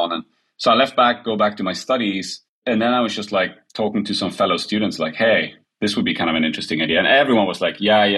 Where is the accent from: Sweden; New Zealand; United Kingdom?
Sweden; I'm an immigrant kid, Polish background, born and raised in Sweden